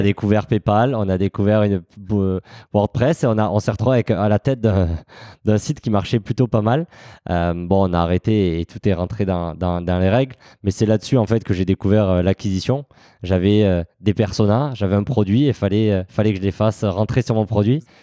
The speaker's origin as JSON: {"language": "French", "region": "south of France", "country": "France", "tie": "born or raised there", "said": "je suis originaire du, sud de la France, mon accent me, trahit euh, parfois"}